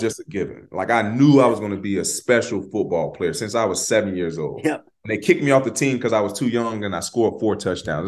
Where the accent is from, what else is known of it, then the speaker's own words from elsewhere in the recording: Florida, United States; we're from Florida